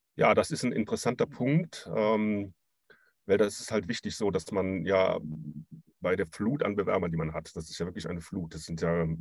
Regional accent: Cologne region, North Rhine-Westphalia, Germany; ich komme ja auch aus der Regi-, Region

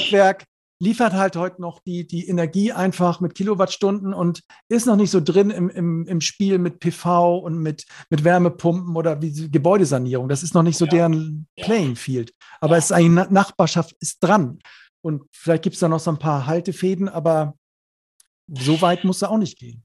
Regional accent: Neumünster, Schleswig-Holstein, Germany; ich komme aus Neumünster, ist ja Schleswig-Holstein da oben

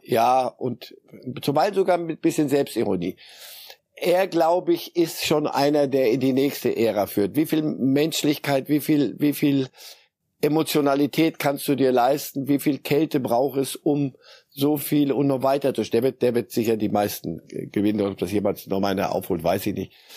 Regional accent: Switzerland; moved away; bin ja Schweizer und habe da lange genug gelebt.

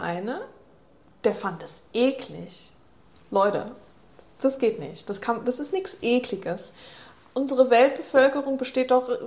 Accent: Germany; Bei uns in Deutschland

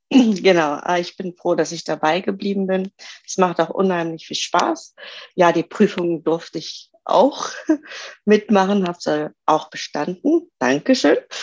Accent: Göttingen, Lower Saxony, Germany; Ich komme aus dem Raum Göttingen, aus Niedersachsen.

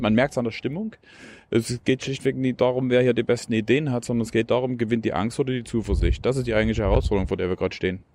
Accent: Plauen, Saxony, Germany; Ich bin in Plauen im Vogtland geboren.

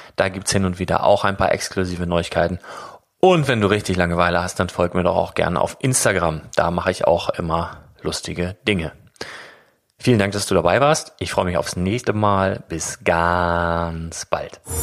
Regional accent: Northern Germany, Germany; als Norddeutscher

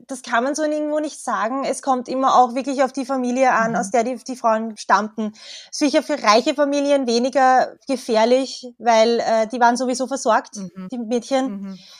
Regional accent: Tullnerfeld, Lower Austria, Austria; now in Vienna, Austria; ich bin eigentlich in Niederösterreich aufgewachsen. Im Tulnerfeld

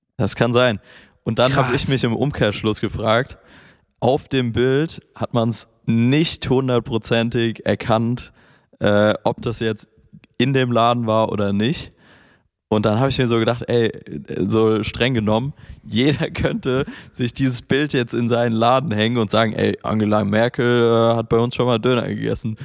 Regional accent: Mainz, Rhineland-Palatinate, Germany; now in Berlin, Germany; ich komme ursprünglich aus Mainz

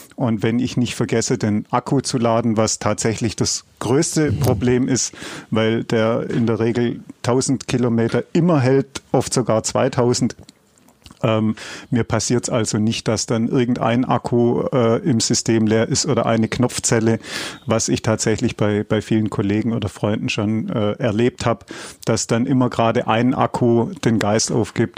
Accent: Swabia, Baden-Württemberg, Germany; ich als Schwabe

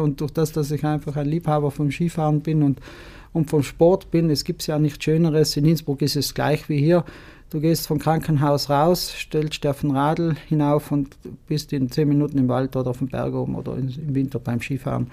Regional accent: Martell Valley, Trentino-Alto Adige, Italy; Mein Geburtsort Marteltal.

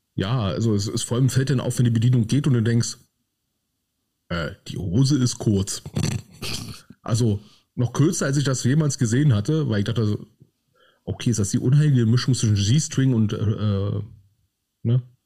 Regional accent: Berlin, Germany; wie ich es als Berliner ausspreche.

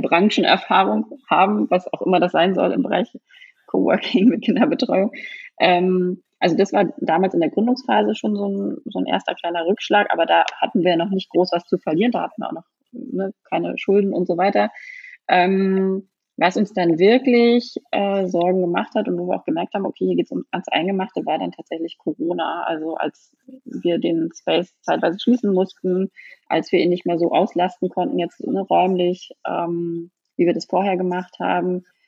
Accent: Neustrelitz, Mecklenburg-Vorpommern, Germany; moved away; also born or lived in Berlin; wieder zurück in meine Heimatstadt gezogen, nach Mecklenburg-Vorpommern, nach Neustrelitz

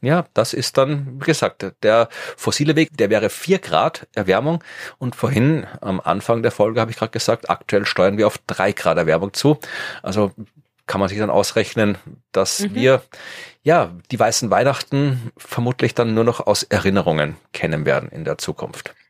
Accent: Austria; ich komme zwar aus Österreich und wir gelten ja immer so hier Alpen, Schnee, Skifahren, Hüttengaudi und sowas, aber ich komme halt aus einem flachen Teil von Österreich

